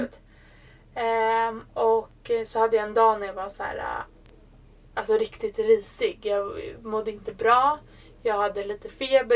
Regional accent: Sweden; jag är svensk

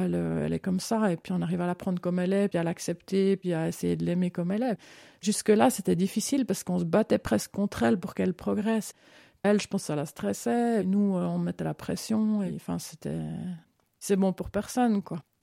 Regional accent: Lausanne, Vaud, Switzerland; moved away as an adult; also born or lived in Vevey / Solothurn / Bern / Italy; now in Canton of Fribourg, Switzerland; j'ai grandi à Vevey puis à Lausanne

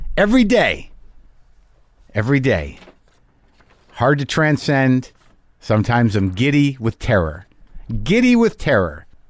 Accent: United States; as an American

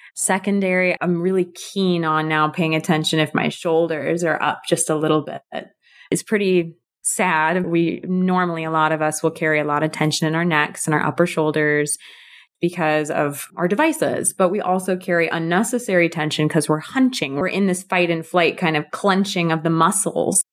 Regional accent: California, United States; I'm from the U S, I'm from California

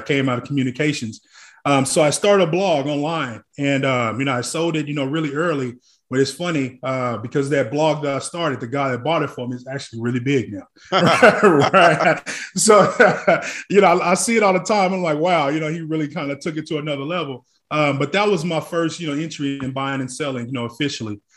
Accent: Tulsa, Oklahoma, United States; now in Dallas, United States; growing up in Tulsa, Oklahoma

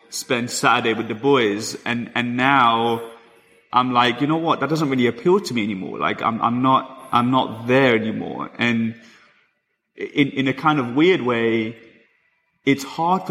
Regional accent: London, United Kingdom; I'm from London

